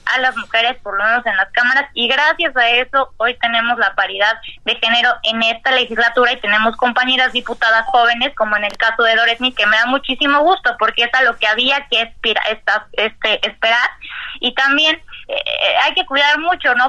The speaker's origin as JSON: {"language": "Spanish", "country": "Mexico", "said": "seguimos siendo mexicanos"}